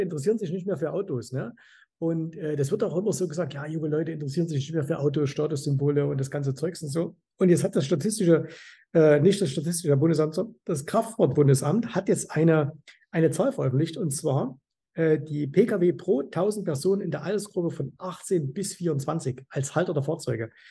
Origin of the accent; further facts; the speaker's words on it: Zwickau, Saxony, Germany; now in Dubai, United Arab Emirates; ich komme ja aus Zwickau